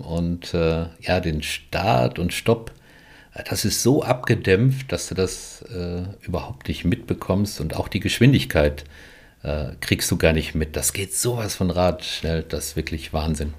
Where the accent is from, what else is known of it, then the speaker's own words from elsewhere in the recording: Germany; wir so als Deutsche